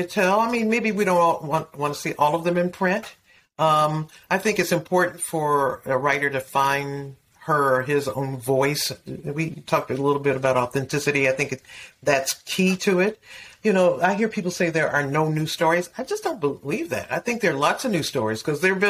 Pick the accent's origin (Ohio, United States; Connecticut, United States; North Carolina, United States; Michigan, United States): Michigan, United States; Detroit; I grew up in Detroit